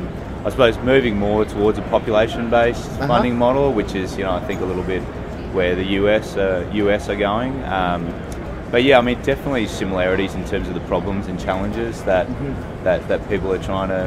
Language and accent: English; Brisbane, Queensland, Australia; I'm from Australia in Brisbane.